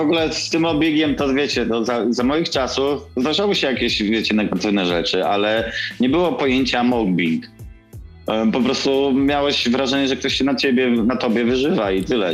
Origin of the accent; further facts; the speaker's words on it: Kielce, Świętokrzyskie Voivodeship, Poland; moved away as an adult; also born or lived in Gdynia; jestem facetem z Kielc